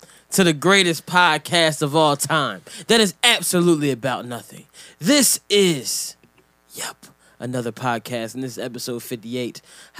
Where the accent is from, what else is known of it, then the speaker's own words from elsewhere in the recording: Jamaica; I'm Jamaican.